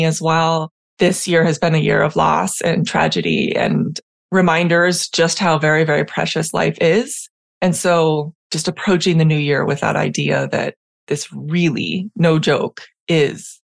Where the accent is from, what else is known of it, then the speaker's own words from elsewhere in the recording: San Diego, California, United States; also born or lived in Puerto Rico; I am from San Diego historically, where I spent my academic career, and now I'm spending much of my time in Puerto Rico